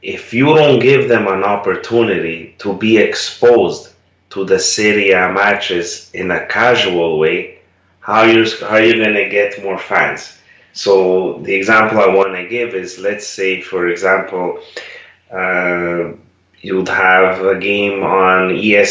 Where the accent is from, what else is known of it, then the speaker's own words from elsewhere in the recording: Canada; first language Italian; English is a second language; I was a native Italian speaker. I was born in Canada, but my parents immigrated there